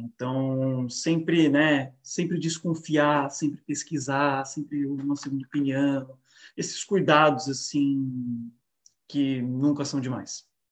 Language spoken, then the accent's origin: Portuguese; Brazil; moved away; o que nós podemos fazer enquanto brasileiros